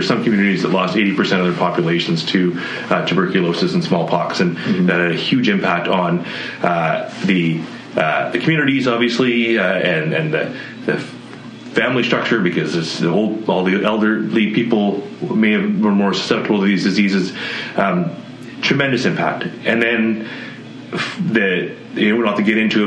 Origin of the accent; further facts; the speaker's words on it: British Columbia, Canada; we as British Columbians